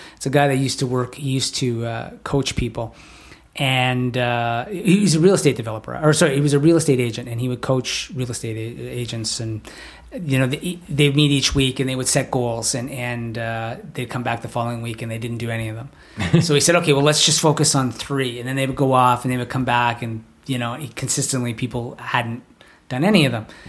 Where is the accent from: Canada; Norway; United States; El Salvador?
Canada; being Canadian